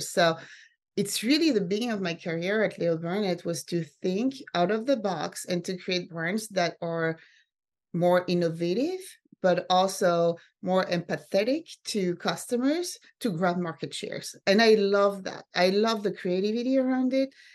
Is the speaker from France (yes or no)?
yes; France; also born or lived in Sweden / Finland / San Francisco; now in New York, United States; I grew up mostly in France and then in Sweden.